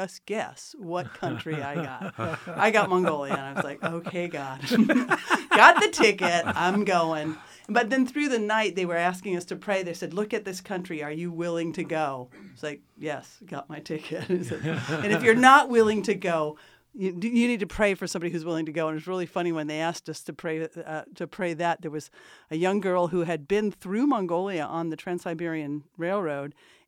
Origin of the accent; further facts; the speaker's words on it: Mojave Desert, California, United States; moved away; Yeah, I was born and raised in the Mojave Desert.